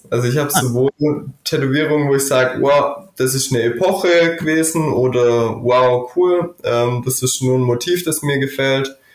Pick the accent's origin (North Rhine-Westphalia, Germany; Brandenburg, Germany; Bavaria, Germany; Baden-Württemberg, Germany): Baden-Württemberg, Germany; Stuttgart; Ja, eigentlich bin ich aus Stuttgart, ähm, habe aber tatsächlich ein bisschen bayerische Wurzeln